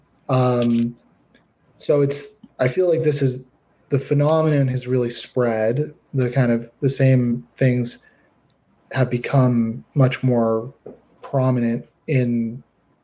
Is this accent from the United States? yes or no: no; Canada; I'm a Canadian